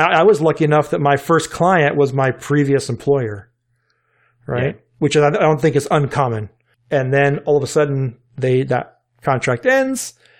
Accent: Richmond, Virginia, United States; So being in Richmond, Virginia, I grew up in Andy Leonard's backyard, right?

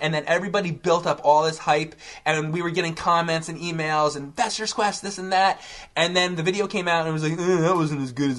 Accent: New Jersey, United States; So, I'm from New Jersey originally. I grew up in New Jersey.

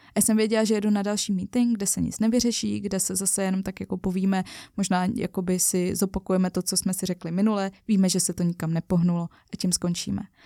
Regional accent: Czechia; byla jsem já Češka

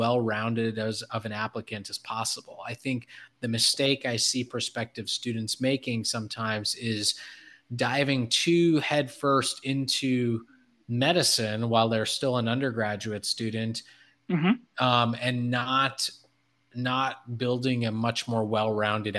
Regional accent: Detroit, Michigan, United States; I was from Detroit

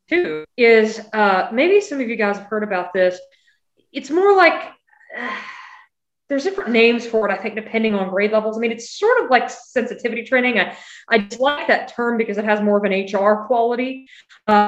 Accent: California, United States; also born or lived in Missouri; in California

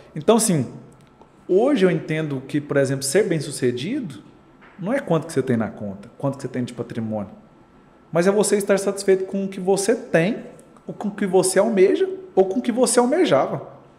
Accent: Goiânia, Goiás, Brazil; Nasci em Goiânia.

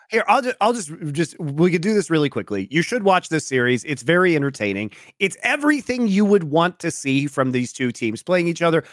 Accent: Colorado, United States; now in Los Angeles, United States; going back to my home state

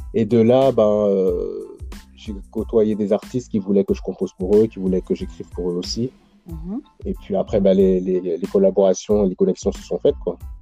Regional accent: Paris suburbs, near Montfermeil, Île-de-France, France; j'ai grandi en, j'ai grandi en banlieue, euh, du côté du quatre-vingt-treize, en, euh, à côté de Montfermeil

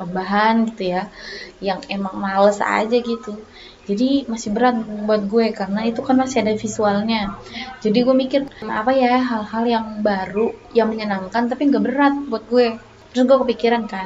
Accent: Batam, Riau Islands, Indonesia; accent: Batam; now in Surakarta, Indonesia; gue asli Batam jadi kalau misalnya logat atau bahasa gue ada yang kayak, kayak gimana gitu ya kan harap malum aja ya karena kental banget emang Batam tulen lah gue gitu

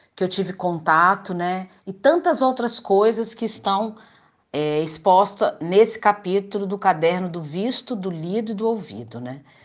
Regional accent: Espírito Santo, Brazil

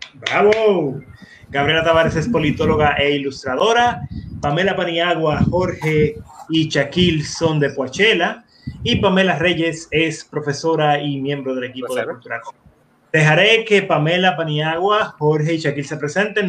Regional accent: Dominican Republic; nuestra sociedad, como dominicanos

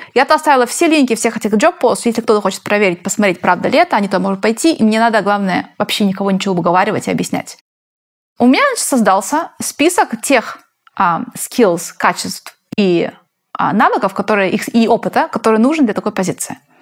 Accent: Spain; now in Silicon Valley, United States; я из Испании

